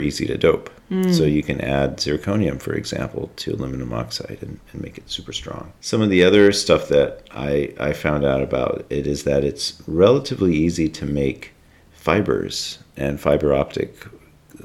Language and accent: English; North Carolina, United States; I'm from North Carolina